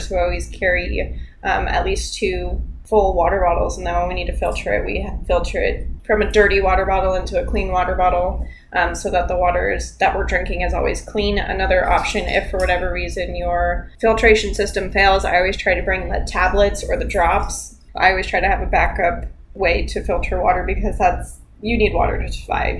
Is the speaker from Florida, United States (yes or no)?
yes; Florida, United States; we're from Florida